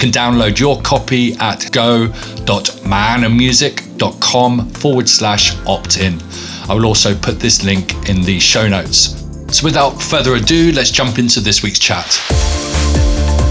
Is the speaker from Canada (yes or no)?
no; England, United Kingdom; As an Englishman